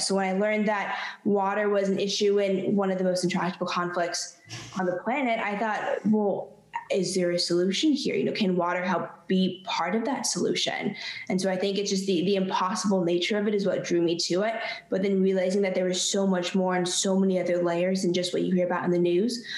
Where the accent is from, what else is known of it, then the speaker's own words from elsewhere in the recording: California, United States; I grew up in California where water was a huge issue, always in the minds of everyone